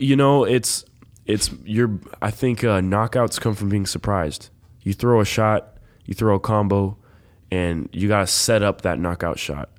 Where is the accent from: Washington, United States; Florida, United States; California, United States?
California, United States; Los Angeles; moved away; I grew up in Los Angeles.